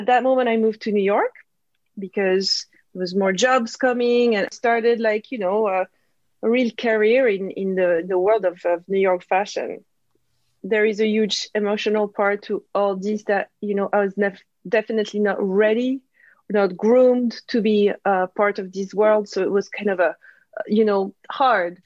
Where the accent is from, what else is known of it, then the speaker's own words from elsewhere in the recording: Corsica, France; English is a second language; moved away as an adult; also born or lived in south of France / Paris; I come from Corsica, a little island.